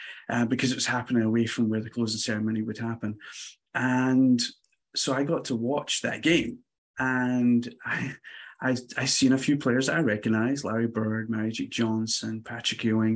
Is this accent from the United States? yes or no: no; Glasgow, Scotland, United Kingdom; I am not American, as you can tell from the accent. So born in Scotland, in a small city called Glasgow.